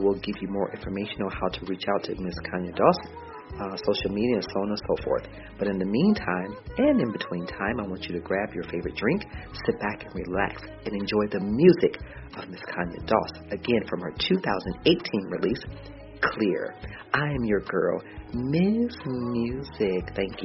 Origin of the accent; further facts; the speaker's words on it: Cleveland, Ohio, United States; from Cleveland, Ohio, my hometown